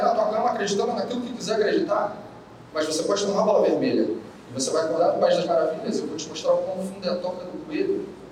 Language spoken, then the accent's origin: Portuguese; Rio de Janeiro, Brazil; accent: carioca; meu sotaque não nega, é, eu sou carioca, moro no Rio